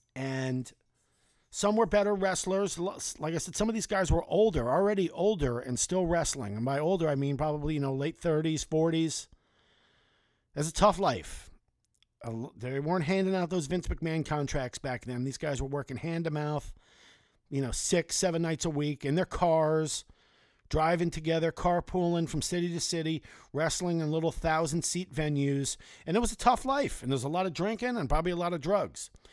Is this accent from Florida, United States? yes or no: yes; South Florida, United States; growing up in South Florida